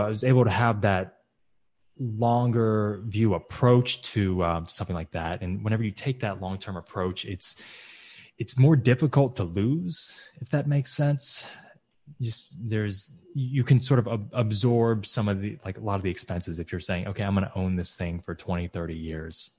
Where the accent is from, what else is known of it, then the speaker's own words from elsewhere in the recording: Texas, United States; moved away as an adult; also born or lived in Michigan; Texas, my home state